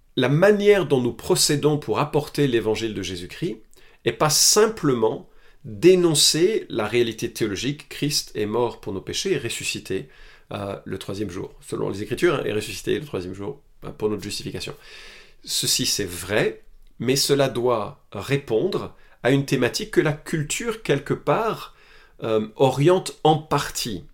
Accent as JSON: {"language": "French", "country": "France", "said": "Chez nous en France"}